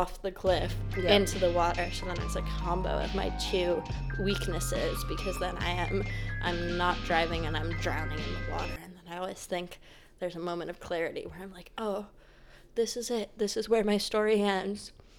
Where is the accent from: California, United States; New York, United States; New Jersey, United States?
New York, United States; We're just from New York.